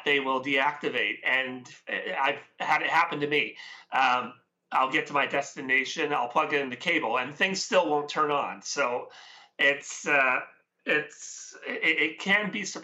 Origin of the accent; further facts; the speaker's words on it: West Coast of Canada, Canada; I am Canadian, so I'm from the West Coast here.